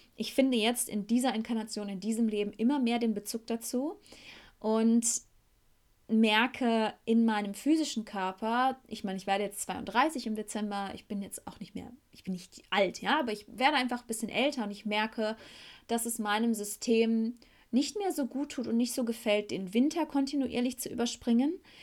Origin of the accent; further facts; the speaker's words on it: Beckum, North Rhine-Westphalia, Germany; first language German; moved away as an adult; now in Costa Rica; in meiner Heimatstadt Beckum, wo ich jetzt gerade mich hauptsächlich aufhalte